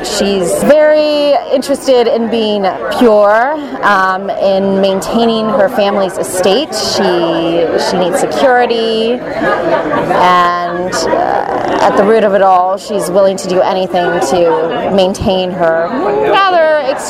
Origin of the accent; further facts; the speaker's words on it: Bay Area, California, United States; now in Los Angeles, United States; I grew up in the Bay Area.